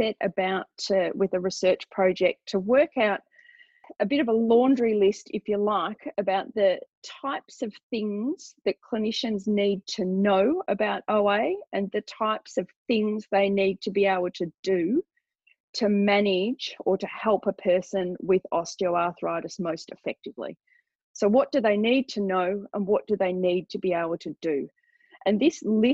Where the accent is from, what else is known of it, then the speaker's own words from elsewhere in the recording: Australia; I'm Australian. We're doing this interview here in Australia